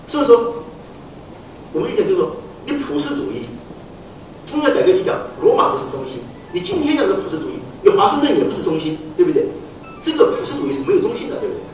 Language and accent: Chinese; China; 我们中国人自己在使用模式的时候呢，实际上也是比较准确的使用